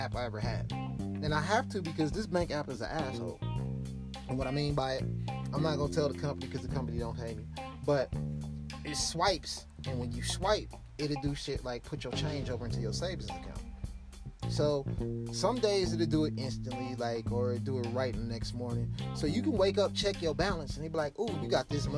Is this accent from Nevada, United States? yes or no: no; Milwaukee, Wisconsin, United States; I was raised in Milwaukee, Wisconsin